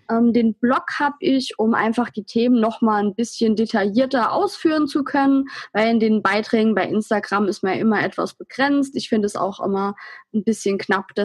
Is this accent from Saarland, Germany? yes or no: yes; Saarland, Germany; Ähm, prinzipiell bin ich 24 Jahre alt. Ich komme aus dem Saarland, in der Nähe vom Brustalsee.